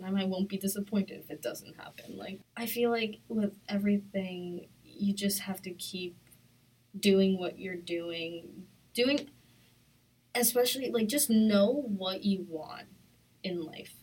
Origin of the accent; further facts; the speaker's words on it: Long Island, New York, United States; I'm from Long Island.